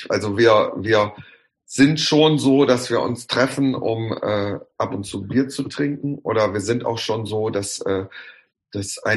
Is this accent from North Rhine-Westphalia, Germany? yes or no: yes; Bottrop, North Rhine-Westphalia, Germany; Ich habe aber da, wo ich aufgewachsen bin, waren meine Cousins und Cousinen, die wohnten ein, zwei Häuser weiter. Da war die Straße voll mit, mit Bottropschen Ab Abkömmlingen.